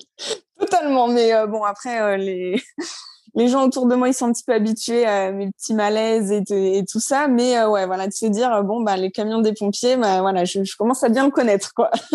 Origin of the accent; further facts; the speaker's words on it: Normandy, France; also born or lived in Brittany / La Ciotat; now in Orléans, France; je suis pas du tout de la région. De base, je suis normande.